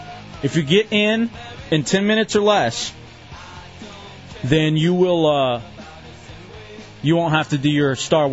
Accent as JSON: {"language": "English", "town": "Lubbock", "region": "Texas", "country": "United States", "tie": "born there", "said": "No, I'm not. I was born in Lubbock, Texas."}